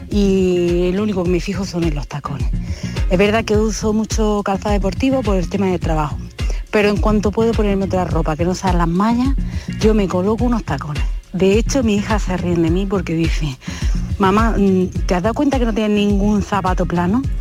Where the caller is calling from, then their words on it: Almería, Andalusia, Spain; Buenos días, yo soy … de Almería.